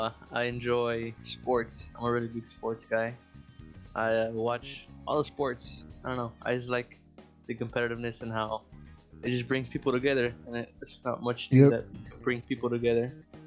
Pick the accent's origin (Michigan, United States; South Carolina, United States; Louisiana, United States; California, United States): California, United States; San Diego; born or raised there